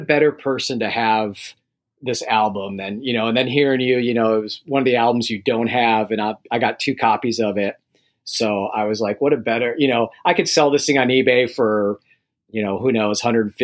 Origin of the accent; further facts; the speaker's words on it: Chicago, Illinois, United States; moved away; also born or lived in Arizona; I'm from Chicago, and we had a little summer place up in Wisconsin.